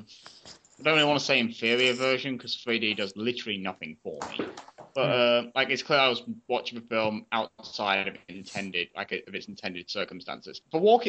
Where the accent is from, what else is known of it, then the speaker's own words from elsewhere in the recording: United Kingdom; being a millennial and also being British